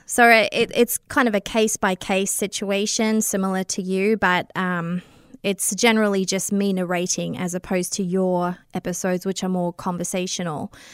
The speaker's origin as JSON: {"language": "English", "country": "Australia", "accent": "Australian", "moved": "as an adult", "lives_now": "Canada", "said": "I have an Australian accent. I'm originally from Australia, but I've been here in Canada for eleven years."}